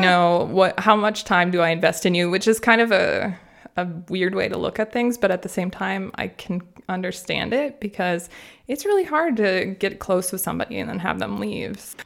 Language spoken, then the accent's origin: English; Minnesota, United States; moved away as an adult; now in Freiburg, Germany; I grew up in Minnesota in the United States